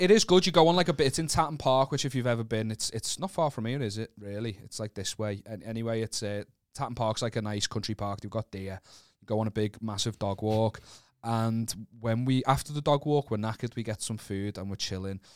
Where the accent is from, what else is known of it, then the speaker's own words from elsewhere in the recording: Wallasey, North West England, United Kingdom; I'm not from Birkenhead, I'm from Wallace